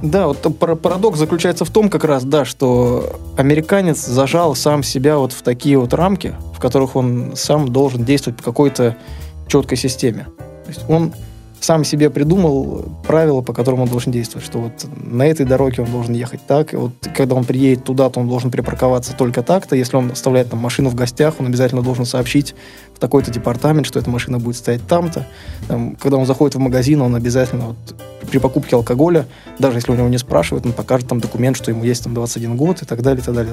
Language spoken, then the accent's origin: Russian; Saint Petersburg, Russia; Я вот из России, из Санкт-Петербурга